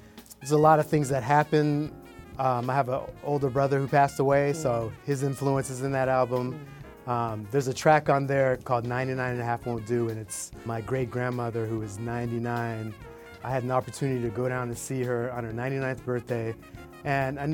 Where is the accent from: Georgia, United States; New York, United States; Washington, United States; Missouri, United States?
Georgia, United States; Atlanta; moved away as an adult; also born or lived in New Jersey; I'm from Atlanta originally, and I moved to New Jersey to go to grad school